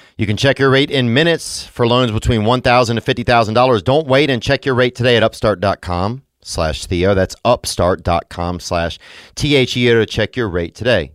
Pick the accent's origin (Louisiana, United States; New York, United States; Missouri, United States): Louisiana, United States; I grew up in Louisiana, and it's a beautiful place